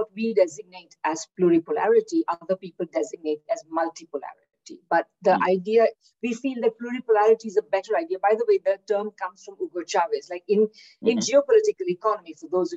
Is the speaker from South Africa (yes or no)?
no; India; moved away as an adult; also born or lived in Kingston, Ontario, Canada / Victoria, Canada; now in Manitoba, Canada; I'm originally from India, where I did my undergraduate degree